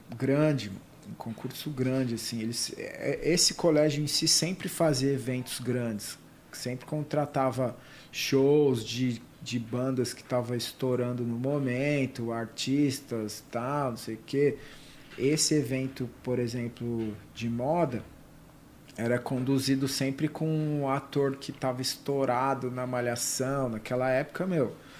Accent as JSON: {"language": "Portuguese", "town": "Ribeirão Preto", "region": "São Paulo", "country": "Brazil", "tie": "born or raised there", "said": "eu nasci no interior, sou de Ribeirão Preto."}